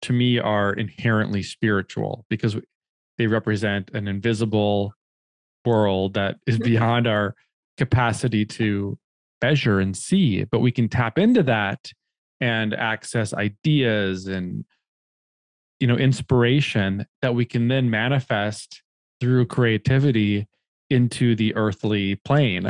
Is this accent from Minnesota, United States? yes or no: yes; Minnesota, United States; moved away as an adult; now in New York City, United States; I grew up in Minnesota in the Midwest